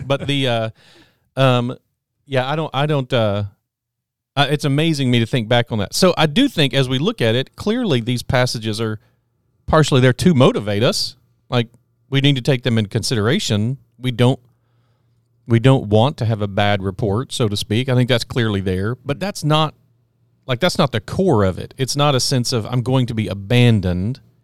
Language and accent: English; Texas, United States; I'm from Texas